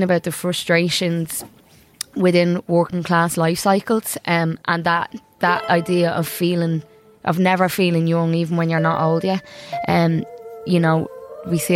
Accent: Dublin, Leinster, Ireland; I'm a city girl from Dublin

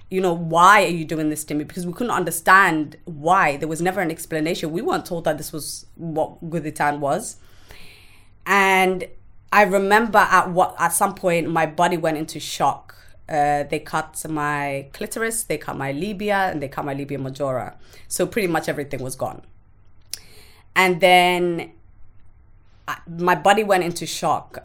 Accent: Somalia; moved away; I grew up in a small village in Somalia.

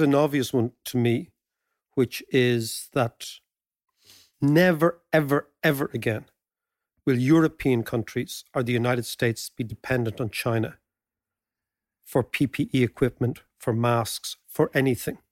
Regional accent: Ireland; being Irish

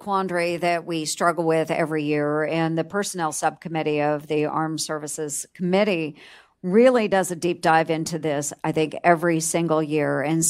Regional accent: Iowa, United States; just in my home state of Iowa, we're becoming very much the Silicon Prairie is what we call ourselves.

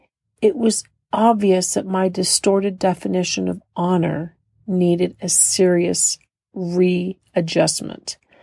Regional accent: California, United States; I was raised in California

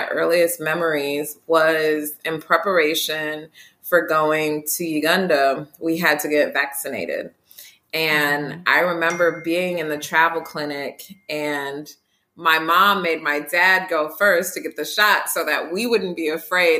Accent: Detroit, Michigan, United States; I grew up in Detroit.

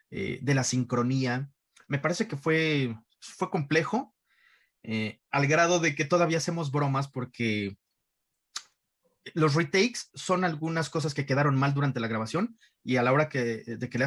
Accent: Iztapalapa, Mexico City, Mexico; Yo crecí en Iztapalapa, un barrio muy, muy rudo, un barrio muy rasposo, un barrio muy rasposo.

